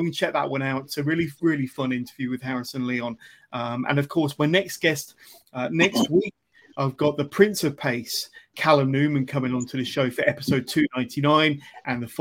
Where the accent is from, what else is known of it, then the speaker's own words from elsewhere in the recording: Westbury, South West England, United Kingdom; the Venom Nightclub in my hometown, Westbury in Wiltshire